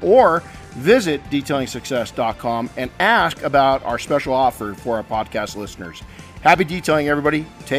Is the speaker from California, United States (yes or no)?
yes; Big Bear Lake, California, United States; my hometown, in the beautiful town, I may say, of Big Bear Lake, California.